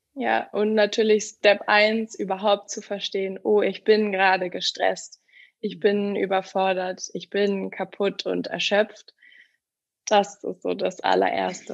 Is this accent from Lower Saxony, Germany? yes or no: no; Hamburg, Germany; moved away; also born or lived in Berlin; Ich komme ursprünglich aus Hamburg